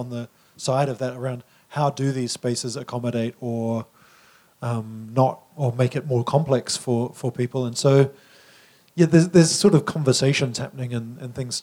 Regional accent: New Zealand; as a New Zealander

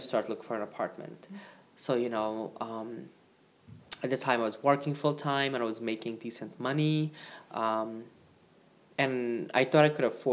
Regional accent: Guyana; moved away; my upbringing in Guyana

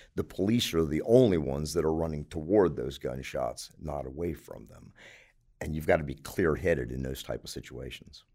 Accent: Baltimore, Maryland, United States; moved away as an adult; now in Anderson, United States; I was born in Baltimore, Maryland

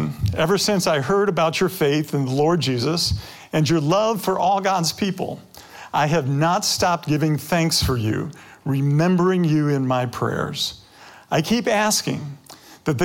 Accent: Detroit, Michigan, United States; I grew up near 8 Mile Road

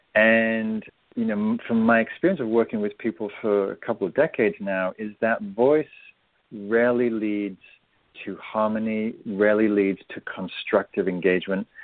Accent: England, United Kingdom; I'm English

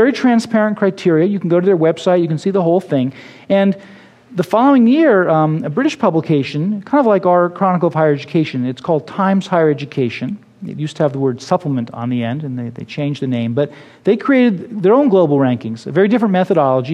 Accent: Berkeley, California, United States; my hometown of Berkeley

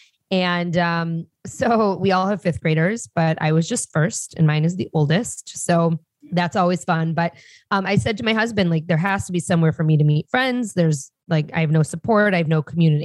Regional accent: Detroit, Michigan, United States; moved away as an adult; also born or lived in Chicago; I grew up in Detroit, and I'm very proud to say that, not the city, but in the suburbs of Detroit

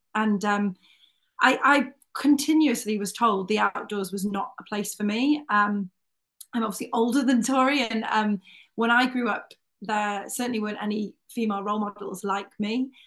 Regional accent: North Wales, United Kingdom; I grew up in North Wales, um, about 20 miles from Snowdonia National Park

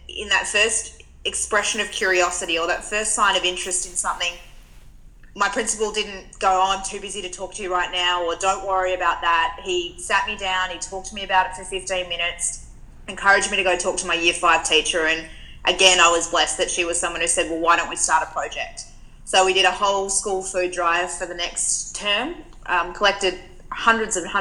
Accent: Perth, Western Australia, Australia; moved away as an adult; now in Melbourne, Australia; I grew up in Western Australia, and I moved to Melbourne about 4 years ago, but was born and bred in the West

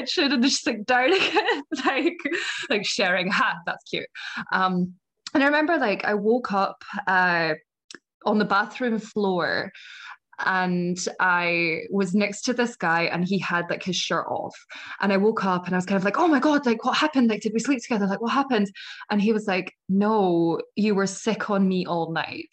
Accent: Scotland, United Kingdom; accent: Scottish; moved away as an adult; also born or lived in United States; As you can probably tell from my accent, I am from Scotland

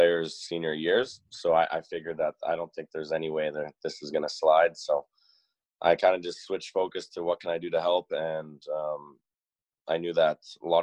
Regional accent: Peachland, British Columbia, Canada; moved away as an adult; also born or lived in Calgary; I grew up in Peachland, BC, kind of near Kelowna.

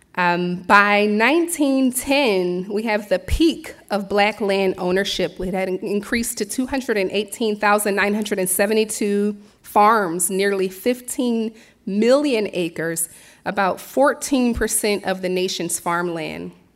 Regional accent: Philadelphia, Pennsylvania, United States; moved away as an adult; also born or lived in Bronxville, New York / Brooklyn, New York; now in Millerton, United States; I was born and raised in Philadelphia

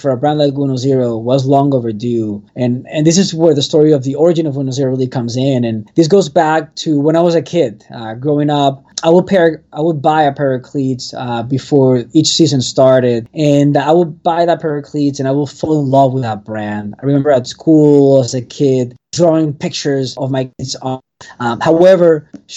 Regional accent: Venezuela; now in Miami, United States; I'm from Venezuela originally

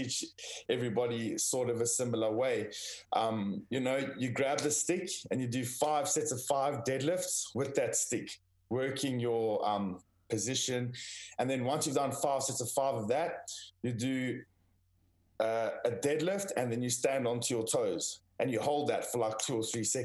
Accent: South Africa; moved away; I was born and raised in South Africa

